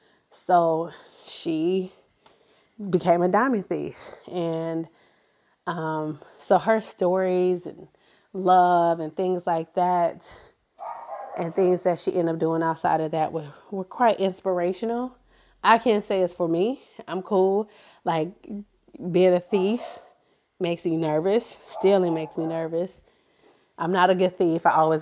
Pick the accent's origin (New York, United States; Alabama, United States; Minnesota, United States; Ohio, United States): Ohio, United States; Cleveland; I'm from Cleveland, Ohio, as where I grew up in, and in that metro community.